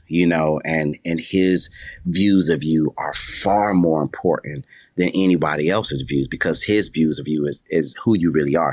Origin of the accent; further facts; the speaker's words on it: Buffalo, New York, United States; I was born in Buffalo, New York